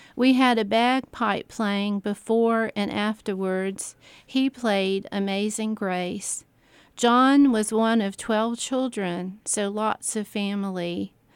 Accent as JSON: {"language": "English", "town": "Columbia", "region": "South Carolina", "country": "United States", "tie": "born or raised there", "said": "I, I grew up in part In North Carolina, there was a, uh, mid, the middle years, age maybe five to ten, I lived in North Carolina on the coast, and we went back to South Carolina"}